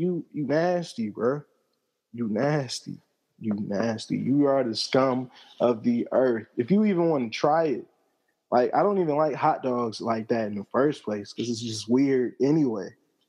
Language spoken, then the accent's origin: English; Atlanta, Georgia, United States